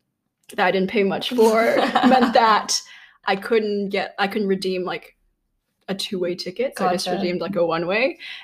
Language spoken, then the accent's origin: English; Connecticut, United States; also born or lived in Hong Kong; I am from Connecticut and from Hong Kong.